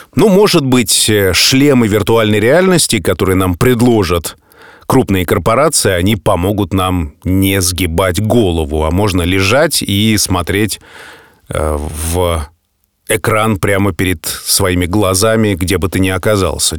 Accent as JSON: {"language": "Russian", "region": "Saint Petersburg", "country": "Russia", "tie": "born or raised there", "said": "нахожусь дома, нахожусь в родном городе"}